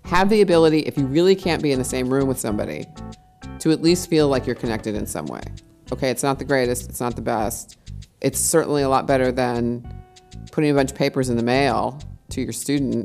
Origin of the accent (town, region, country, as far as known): United States; moved away as an adult; also born or lived in Los Angeles; now in Berlin, Germany